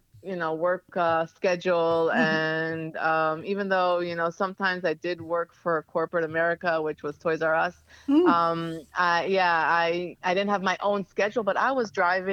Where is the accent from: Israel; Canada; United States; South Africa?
Israel; Ra'anana, Central District; moved away; also born or lived in Tel Aviv; I was born and raised in Ra'anana, but I lived in Tel Aviv. I lived in the countryside, so all around